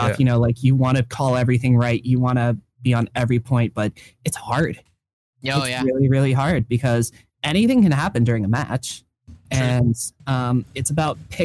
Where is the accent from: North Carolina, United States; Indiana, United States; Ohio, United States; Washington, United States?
Ohio, United States; I'm from Ohio